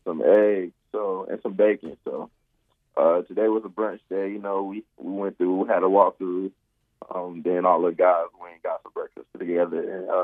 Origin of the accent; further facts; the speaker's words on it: North Carolina, United States; I'm from North Carolina